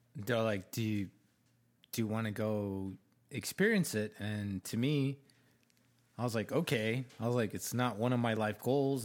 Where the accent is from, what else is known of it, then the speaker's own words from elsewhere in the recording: Arizona, United States; I grew up in Arizona. I love Arizona. Like, ninety percent of my family is here